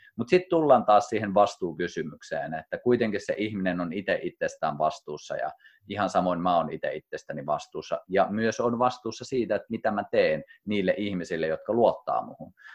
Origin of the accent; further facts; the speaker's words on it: Kuusamo, North Ostrobothnia, Finland; moved away as an adult; also born or lived in Rovaniemi; mä muutin kotoa pois, eka kertaa muutin Kuusamosta, muutin Rovaniemelle